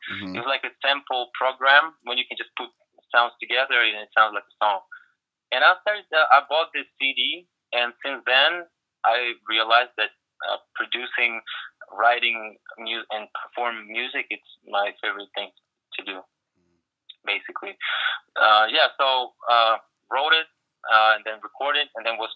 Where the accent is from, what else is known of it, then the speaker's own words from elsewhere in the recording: small town in the south of Ukraine, southern Ukraine, Ukraine; English is a second language; moved away as an adult; now in Los Angeles, United States; I came from a small town in the south of Ukraine, and there was nothing, especially in the 90s